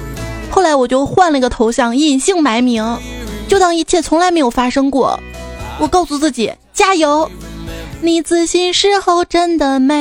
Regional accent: China; 我说不是听出来的，我们中国人不戴绿颜色的运动帽。

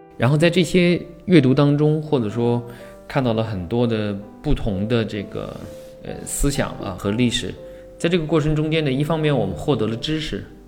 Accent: Huangshan, Anhui, China; moved away; 回到我的家乡，呃，黄山啊，去回，回，回到那个宏村啊，西地啊

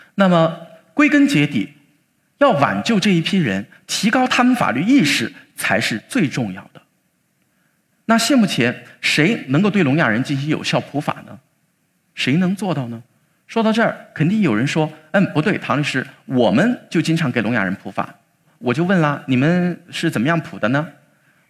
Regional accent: Chongqing, China; 我都会跑到我们重庆的解放碑和朝天门那个地方去

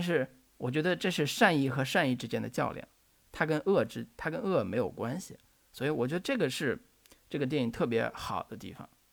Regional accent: China; 我们中国人

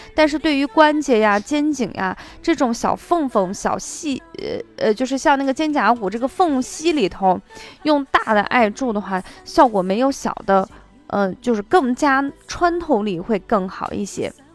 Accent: Shaanxi, China; accent: Shaanxi dialect; 就是我们陕西话说

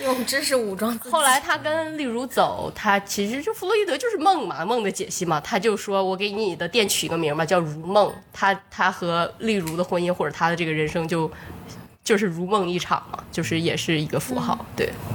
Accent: Changchun, Jilin, China; moved away; 因为我是长春人嘛，然后长春也是很有名，就是长春一汽第，呃，第一汽车制造厂。嗯，所以我就是厂区里长大的

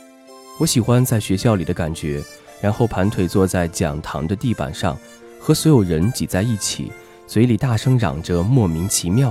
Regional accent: Chenzhou, Hunan, China; 小涛比我小两岁，我们都是湖南人。我郴州，他永州。

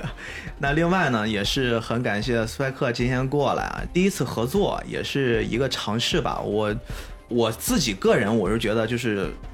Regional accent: China; 作为一个中国人

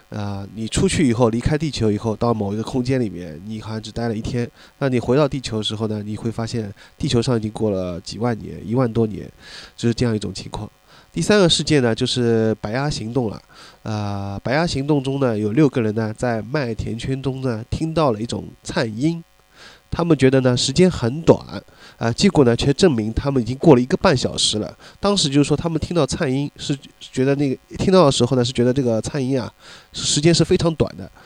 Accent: Shanghai, China; 因为出生，呃，从小就生活在这边了，所以可能确实是更习，呃，如果长久的话，可能更，还是更习惯于这边，而且包括还就是上海话，啊，很，很久不说的话，总觉得有点憋得慌

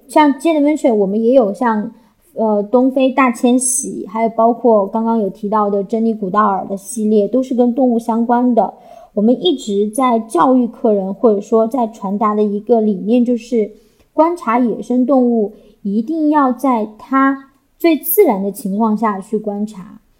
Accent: Chengdu, Sichuan, China; 我是成都人

